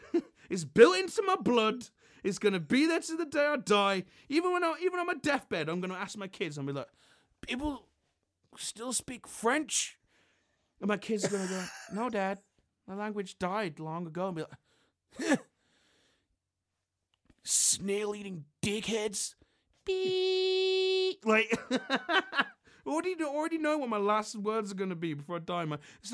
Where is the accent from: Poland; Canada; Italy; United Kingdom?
United Kingdom; England; as an Englishman